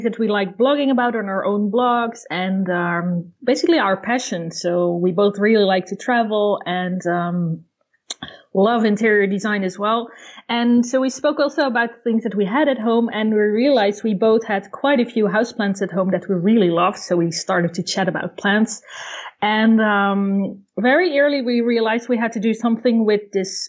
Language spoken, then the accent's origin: English; Netherlands; also born or lived in near Paris, France; now in France; I grew up in Holland and I've been living in France for over two decades